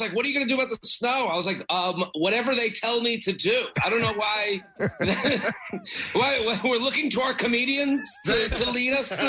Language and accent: English; Boston, Massachusetts, United States; I'm from Boston